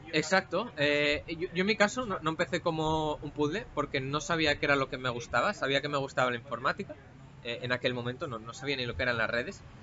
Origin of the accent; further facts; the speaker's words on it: Asturias, Spain; físicamente vengo de Asturias